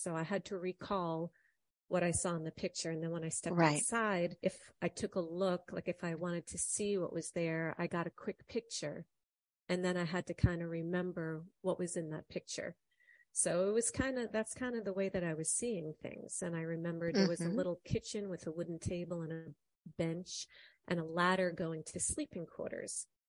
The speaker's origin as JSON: {"language": "English", "country": "Ireland", "said": "You know, I'm Irish. I know potatoes grow in Ireland"}